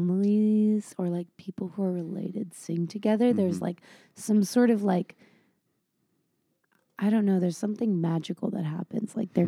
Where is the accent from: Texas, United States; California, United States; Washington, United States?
California, United States; San Diego; I grew up in San Diego